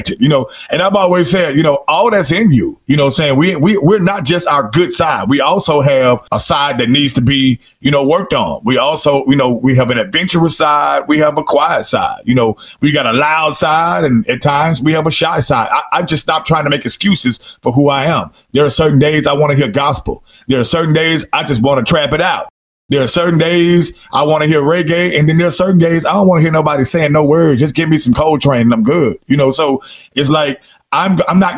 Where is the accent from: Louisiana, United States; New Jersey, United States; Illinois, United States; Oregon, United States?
Louisiana, United States; I'm from Louisiana